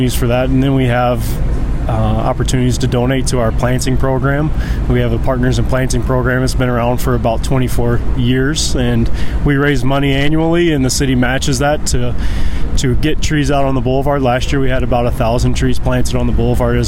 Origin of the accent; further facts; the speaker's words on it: Missouri, United States; moved away as an adult; also born or lived in Idaho / Jamestown, North Dakota; now in Bismarck, United States; I'm from Missouri